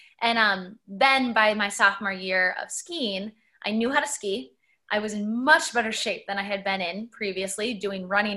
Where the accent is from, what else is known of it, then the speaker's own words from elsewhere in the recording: Minneapolis, Minnesota, United States; I grew up in Minneapolis, Minnesota. I spent, you know, my school years there